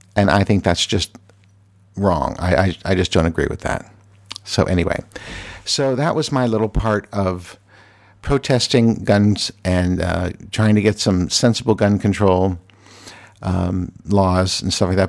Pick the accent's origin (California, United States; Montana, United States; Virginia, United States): Virginia, United States; now in Washington, D.C., United States; I am from Virginia